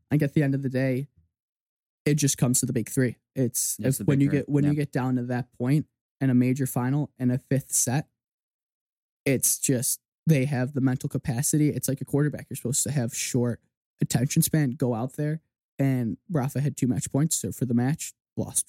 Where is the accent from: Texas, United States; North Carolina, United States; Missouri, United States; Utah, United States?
North Carolina, United States; Winston-Salem; my hometown tournament and went to Salem Open